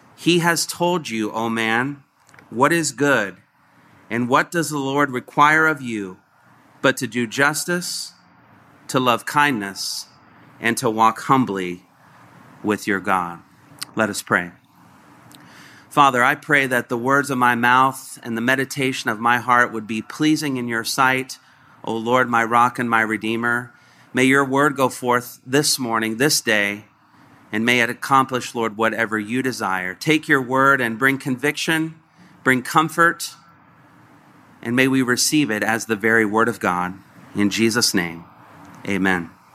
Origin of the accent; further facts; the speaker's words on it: Covington, Indiana, United States; I grew up in Covington, Indiana